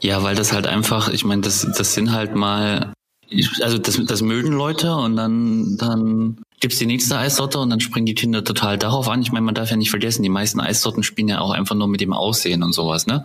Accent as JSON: {"language": "German", "region": "East Germany", "country": "Germany", "tie": "born or raised there", "said": "ich bin ja ein Kind der DDR"}